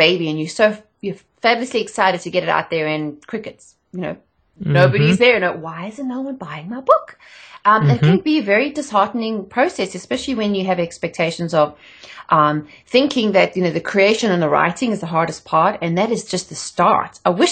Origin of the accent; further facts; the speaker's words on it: South Africa; moved away as an adult; also born or lived in England; I'm not from around here. I'm from South Africa originally